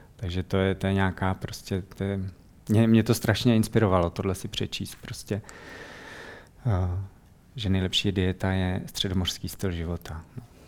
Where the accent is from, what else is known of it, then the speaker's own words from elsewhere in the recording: Czechia; moved away as an adult; also born or lived in Netherlands; jsme prostě z Čech